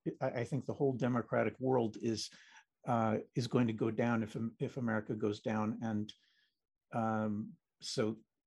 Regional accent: New Jersey, United States; also born or lived in Israel; I mean, I was born in Israel. I grew up in an Israeli family in New Jersey.

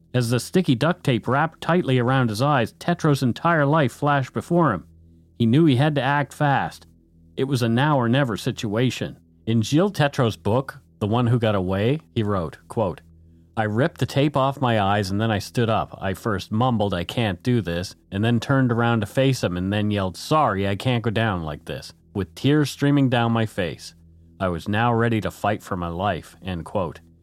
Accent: Canada; We are ordinary Canadian schmucks

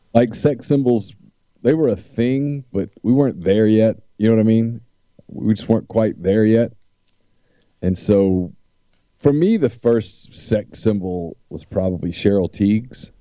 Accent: Louisiana, United States; I'm from Louisiana

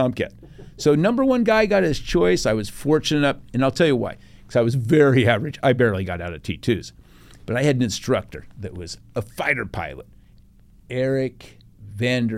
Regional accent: Pueblo, Colorado, United States; moved away as an adult; So I grew up in Pueblo

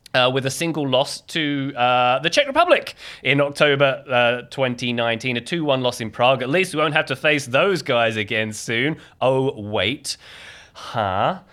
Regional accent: London, United Kingdom; my hometown of London

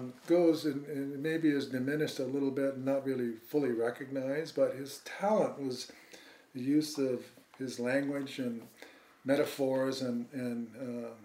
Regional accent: Hawaii, United States; that was the only connection that growing up in Hawaii that we had, you know, before.

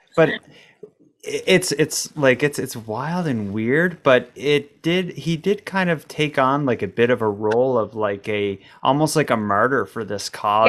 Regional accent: Canada; as a Canadian

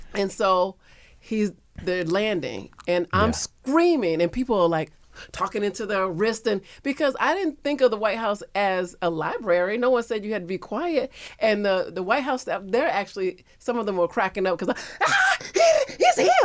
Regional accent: Florida, United States; moved away; I'm from Florida

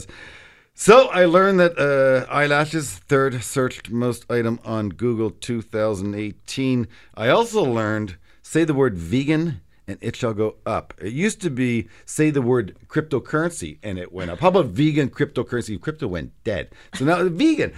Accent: Canada; as a Canadian

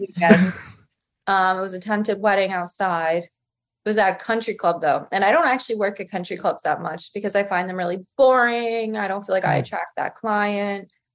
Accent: Westchester, New York, United States; I'm from the suburbs. I'm from Westchester

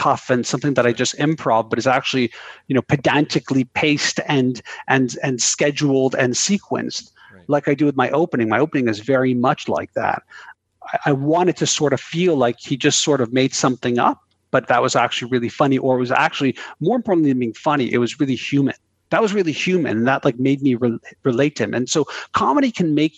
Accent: Canada; I'm Canadian

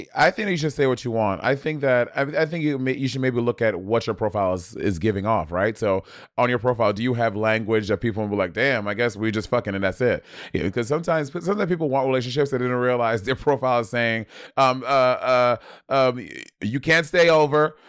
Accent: New York City, New York, United States; I'm from Brooklyn

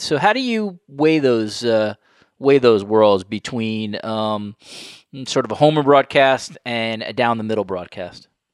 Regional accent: New York, United States; now in Toronto, Canada; I grew up in New York, and now I live in Toronto

